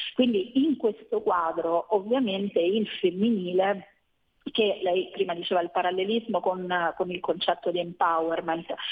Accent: Rome, Lazio, Italy; Io sono di Roma

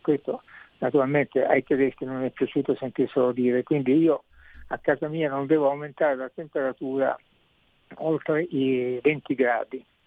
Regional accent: Sicily, Italy; io da siciliano

